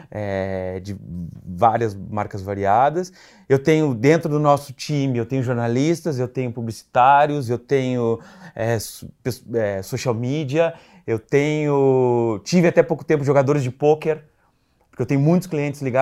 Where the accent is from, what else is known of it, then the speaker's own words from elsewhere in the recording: South Region, Brazil; now in São Paulo, Brazil; porque somos do Sul, e eu comecei, eu vim para São Paulo pela Claro, pela operadora Claro.